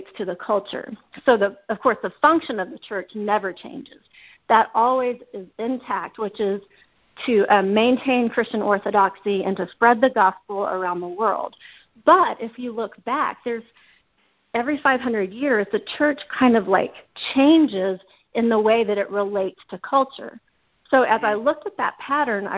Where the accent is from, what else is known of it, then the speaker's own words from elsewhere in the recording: Dallas-Fort Worth area, Texas, United States; I'm originally from the Dallas-Fort Worth area